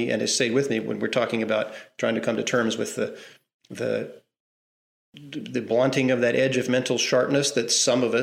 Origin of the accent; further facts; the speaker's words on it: Southwest Missouri, United States; moved away as an adult; also born or lived in Arkansas / Texas; I'm from Southwest Missouri. I was born in Arkansas, raised in Southwest Missouri my whole life.